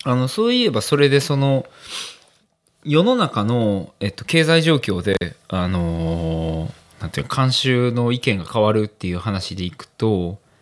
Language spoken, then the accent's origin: Japanese; Amagasaki, Hyogo, Japan; まあ、尼崎出身なんで